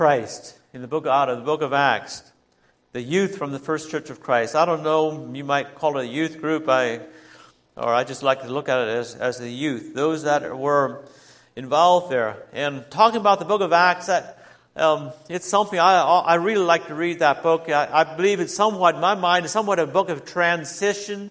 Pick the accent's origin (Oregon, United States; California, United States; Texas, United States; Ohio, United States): Ohio, United States; Holmes County; I grew up in Holmes County